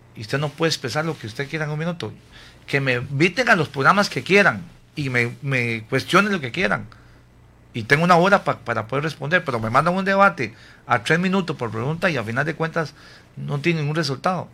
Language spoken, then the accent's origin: Spanish; San Carlos, Alajuela, Costa Rica; aquí en Costa Rica, en mi pueblo, San Carlos